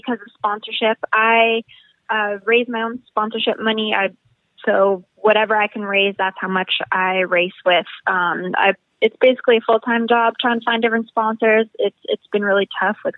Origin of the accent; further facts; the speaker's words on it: Winnipeg, Manitoba, Canada; moved away as an adult; now in United States; my hometown of Winnipeg